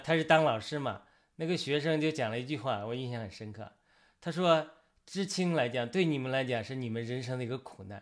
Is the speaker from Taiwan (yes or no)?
no; China; 我们这些作为一个中国人